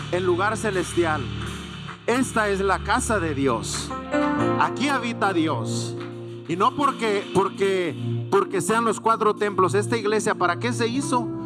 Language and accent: Spanish; Mexico; Todos los que somos mexicanos, cuando vamos a la Embajada de México, ¿qué hermanos? Estamos arreglando situaciones mexicanas.